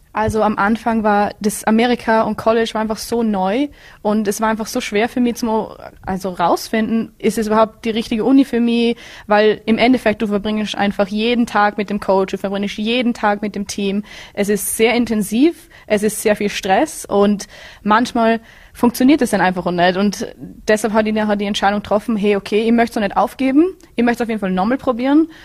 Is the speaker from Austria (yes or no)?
yes; Bregenz, Vorarlberg, Austria; moved away as an adult; now in Florida, United States; Ich bin, ich komme aus Bregenz